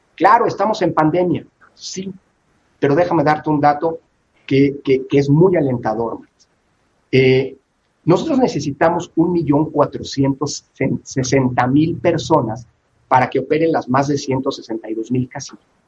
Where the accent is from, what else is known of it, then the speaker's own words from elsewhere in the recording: Mexico; somos el pueblo mexicano